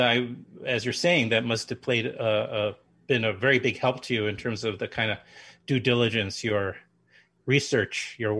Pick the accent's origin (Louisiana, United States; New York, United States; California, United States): New York, United States; New York.